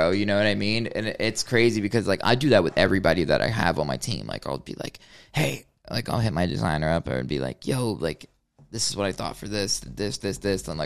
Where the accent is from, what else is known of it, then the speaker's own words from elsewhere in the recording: Hollywood, Florida, United States; that's where I was born, um, Hollywood, Florida.